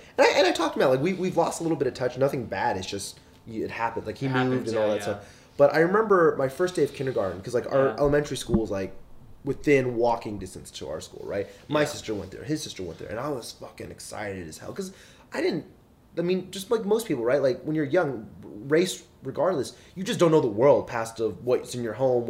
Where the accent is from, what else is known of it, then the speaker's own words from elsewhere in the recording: Dallas, Texas, United States; now in Los Angeles, United States; I was born and raised in Dallas, yeah.